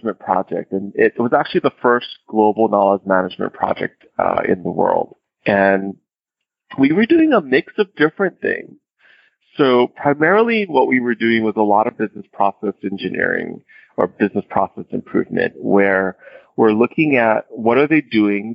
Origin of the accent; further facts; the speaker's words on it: Hawaii, United States; I'm originally from Hawaii, born and raised in Hawaii